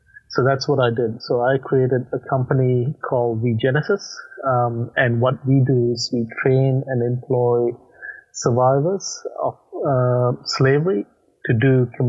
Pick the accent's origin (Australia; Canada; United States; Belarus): Australia; accent: hybrid accent; moved away; As you can probably note from my accent, I'm not from the US, so my home country is Australia, but I left Australia about probably 11 years ago, and hence I got a hybrid accent that merges a few different countries together.